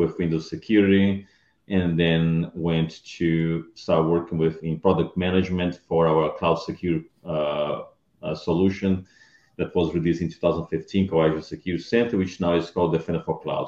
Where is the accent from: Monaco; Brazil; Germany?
Brazil; moved away as an adult; also born or lived in Round Rock, Texas / Dallas, Texas; now in United States; I'm originally from Brazil. I moved to US in 2003 to work as a vendor at Microsoft